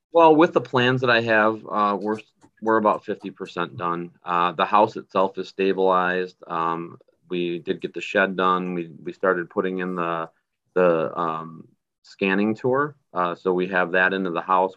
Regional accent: North Tonawanda, New York, United States; in my hometown in North Tonawanda, New York

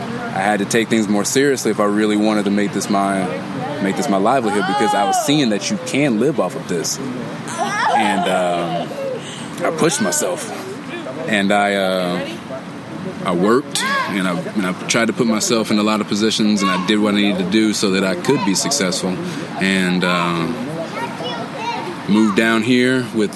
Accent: Dayton, Ohio, United States; I came from Dayton, Ohio.

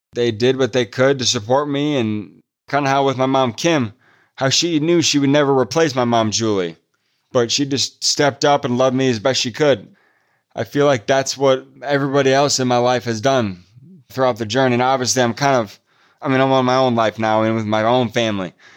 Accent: Midwest, United States; also born or lived in Pasadena, California; I'm from the Midwest, and so it's cold in the winter here

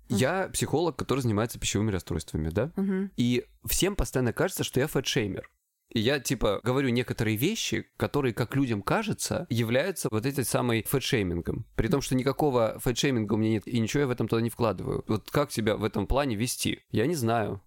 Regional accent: Krasnodar Krai, Russia; я с Кубани

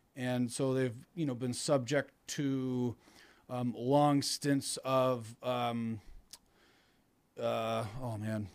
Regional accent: Canada; moved away as an adult; now in New York, United States; I'm Canadian

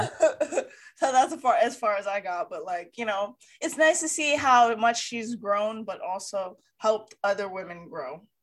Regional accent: Hawaii, United States; I'm from Hawaii

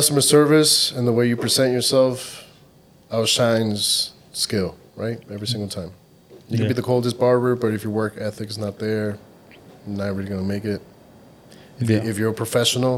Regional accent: Chicago, Illinois, United States; I do like representing Chicago because we are different

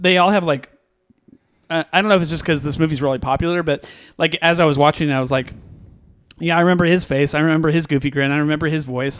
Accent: West Coast, California, United States; I grew up in the West Coast

